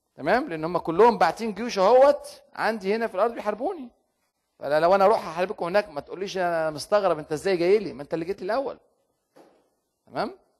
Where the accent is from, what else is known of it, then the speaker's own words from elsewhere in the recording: Egypt; عندنا في مصر